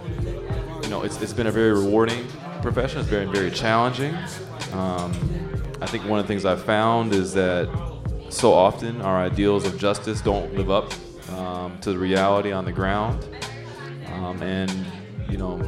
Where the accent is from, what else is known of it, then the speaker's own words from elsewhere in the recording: Connecticut, United States; I was born and raised in Connecticut.